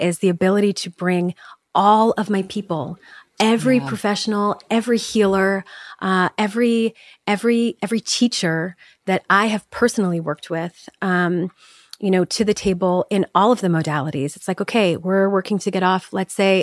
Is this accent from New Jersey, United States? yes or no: no; Chicago, Illinois, United States; I grew up in Chicago. I grew up in the Midwest.